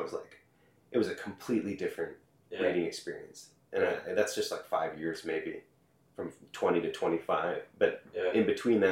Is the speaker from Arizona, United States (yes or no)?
no; St. Louis Park, Minnesota, United States; I'm from Minneapolis, Minnesota. Okay. Yeah. We grew up in the suburb called St. Louis Park